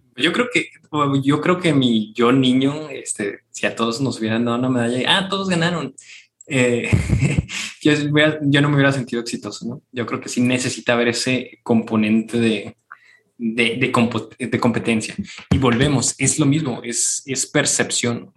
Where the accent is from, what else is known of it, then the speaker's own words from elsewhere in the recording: Mexico; nosotros somos mexicanos